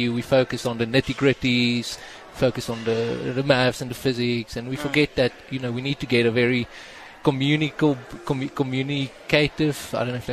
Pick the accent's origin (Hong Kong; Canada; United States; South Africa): South Africa; the nature of being South African, what we're exposed to, makes us very resilient.